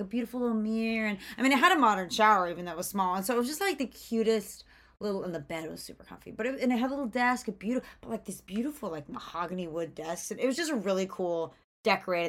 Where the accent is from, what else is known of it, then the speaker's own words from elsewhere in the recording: Georgia, United States; I'm from Georgia, so I'm a little bit Southern, not really. Atlanta's not that Southern